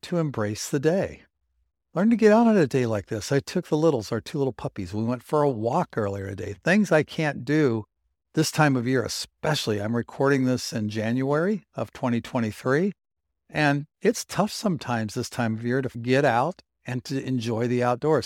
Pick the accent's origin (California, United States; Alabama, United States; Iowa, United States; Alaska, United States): California, United States; San Diego; now in Pacific Northwest, United States; I grew up in San Diego